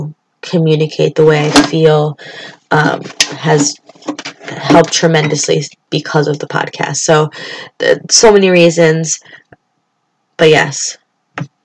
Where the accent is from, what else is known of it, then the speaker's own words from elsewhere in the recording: Springfield, Massachusetts, United States; I grew up in Springfield, Massachusetts